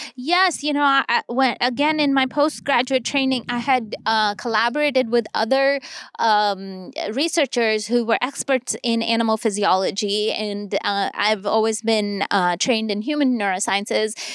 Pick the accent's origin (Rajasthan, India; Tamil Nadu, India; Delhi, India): Delhi, India; moved away as an adult; now in United States; my hometown in Delhi